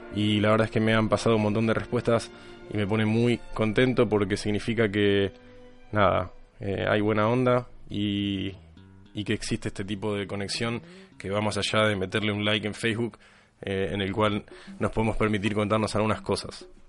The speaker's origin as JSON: {"language": "Spanish", "town": "Lomas de Zamora", "region": "Buenos Aires Province", "country": "Argentina", "tie": "born or raised there", "moved": "as an adult", "lives_now": "London, United Kingdom", "said": "mi niñez en Lomas de Zamora"}